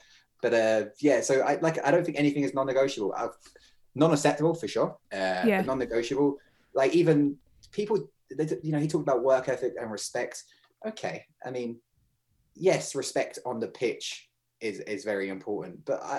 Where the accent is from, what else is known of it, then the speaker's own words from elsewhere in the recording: Munster, Ireland; even though I grew up in Kerry.